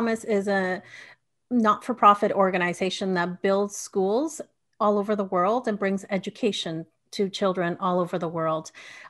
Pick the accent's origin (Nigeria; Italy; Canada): Canada; also born or lived in Bolivia; so my family is from Bolivia and I was born in Canada, but I lived 7 years going back and forth. My mom remained in Bolivia and then we came back with my dad to Canada.